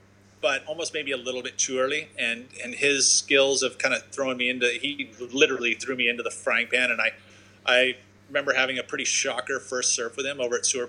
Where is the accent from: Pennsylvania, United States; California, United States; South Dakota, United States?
California, United States; Santa Cruz; also born or lived in Aptos, California; I was born in Santa Cruz, California, right here, literally in this surf shop, which was down the street on 41st Avenue.